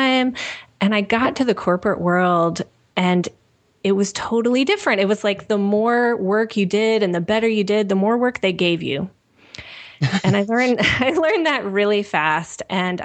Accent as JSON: {"language": "English", "town": "Nashville", "region": "Tennessee", "country": "United States", "also_born_or_lived": "Kentucky", "moved": "as an adult", "said": "I'm originally from Nashville"}